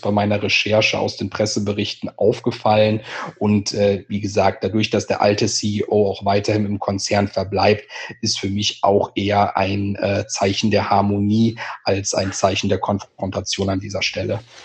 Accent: home region of Phantasialand, North Rhine-Westphalia, Germany; aus meiner Heimat das Phantasialand

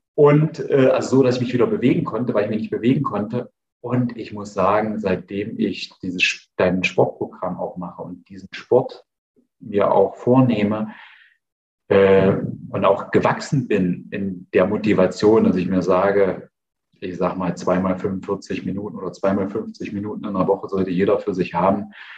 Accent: Eichsfeld, near Nordhausen, Thuringia, Germany; bin ja Thüringer

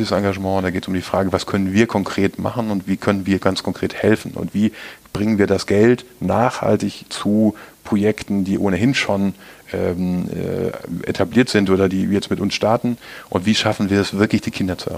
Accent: North Rhine-Westphalia, Germany; Für mich als Ostwestfale war das ein schwieriger Angang

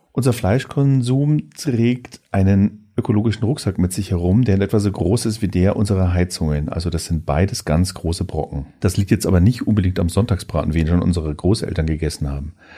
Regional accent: Germany; wir als Deutsche

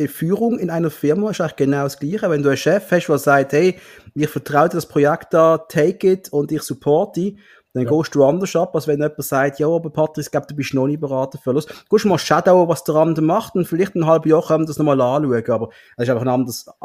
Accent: Switzerland; Das ist immer für mich als Schweizer immer lustig, wenn die in Krise hocken.

